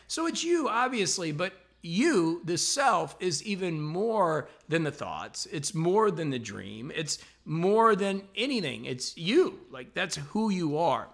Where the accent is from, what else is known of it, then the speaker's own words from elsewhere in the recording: La Porte, Indiana, United States; moved away; I'm actually up here in my hometown of LaPorte, Indiana, which is a really small town